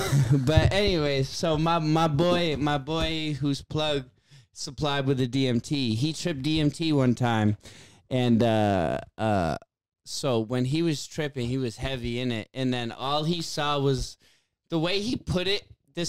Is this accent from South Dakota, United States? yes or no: no; Worcester, Massachusetts, United States; I get the hate on …, but I'm from Worcester.